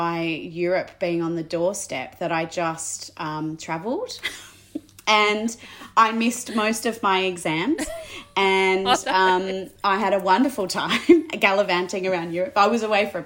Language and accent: English; Sydney, New South Wales, Australia; I grew up in Balmain and now I still live there.